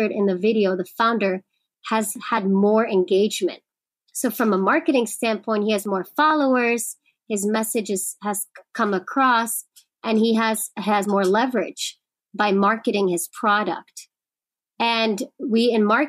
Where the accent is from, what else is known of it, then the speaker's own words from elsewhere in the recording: New York, United States; I'm a New Yorker